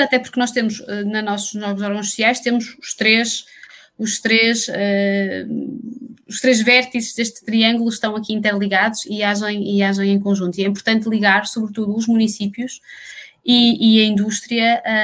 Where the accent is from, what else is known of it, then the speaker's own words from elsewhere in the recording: Portugal; nós, como portugueses